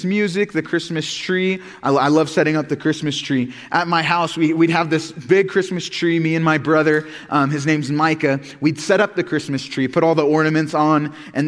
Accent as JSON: {"language": "English", "region": "Oklahoma", "country": "United States", "tie": "born or raised there", "also_born_or_lived": "Missouri", "moved": "as an adult", "said": "I was born and raised in Oklahoma, grew up the same area my whole life"}